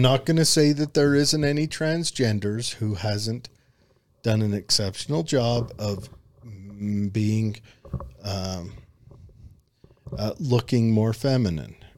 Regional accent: United States; accent: hillbilly

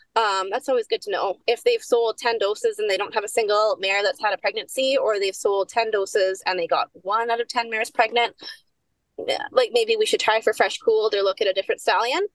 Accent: Saskatchewan, Canada; I grew up in Saskatchewan

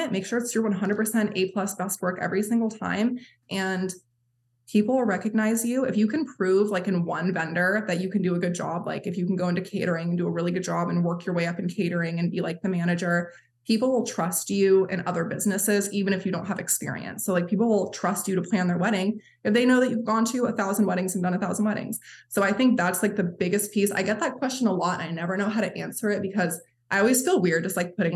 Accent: Maine, United States; Like I'm like, mind you, I'm from Maine

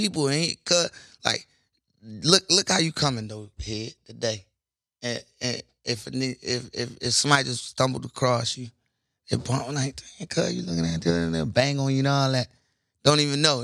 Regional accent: Baltimore, Maryland, United States; I'm from Baltimore

